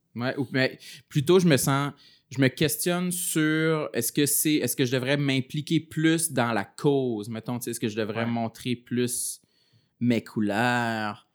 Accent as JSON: {"language": "French", "area": "Gaspésie", "region": "Quebec", "country": "Canada", "tie": "born or raised there", "moved": "yes", "said": "j'ai grandi en région, j'ai grandi en Gaspésie où j'étais très renfermé"}